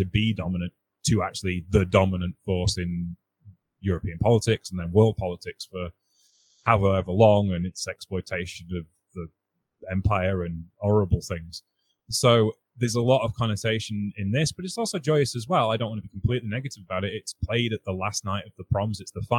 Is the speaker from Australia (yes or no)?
no; United Kingdom; I have a hard time with patriotic songs being British because there's a history we have as a country which isn't pleasant.